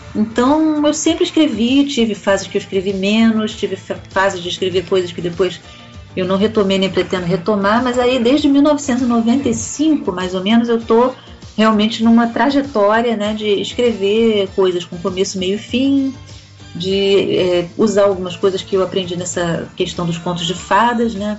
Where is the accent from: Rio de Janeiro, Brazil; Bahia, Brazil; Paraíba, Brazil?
Rio de Janeiro, Brazil; also born or lived in Portugal; now in Niterói, Brazil; moro em Niterói, aqui do outro lado da poça, né? Eu nasci no Rio de Janeiro. Eu já morei em Portugal também um tempo.